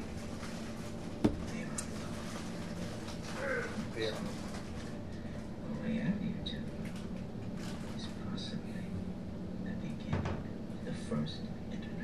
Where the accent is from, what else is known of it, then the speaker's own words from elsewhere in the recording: Midwest, United States; As a Midwesterner